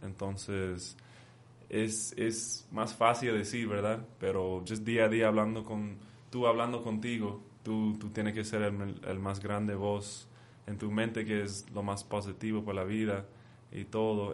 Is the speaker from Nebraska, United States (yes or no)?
no; Oxnard, California, United States; moved away as an adult; now in Mexico; yo me nací en, en Oxnard, California.